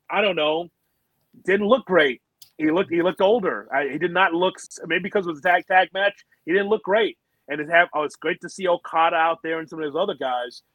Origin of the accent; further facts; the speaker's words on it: United States; I'm American.